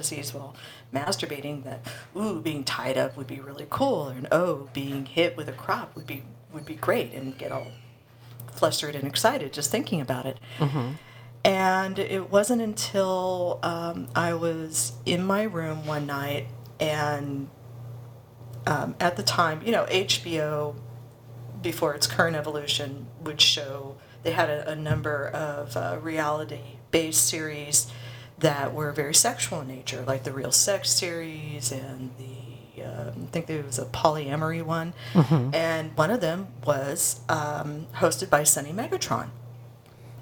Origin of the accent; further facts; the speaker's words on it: Los Angeles, California, United States; now in Burbank, United States; I'm a native Angeleno, born and bred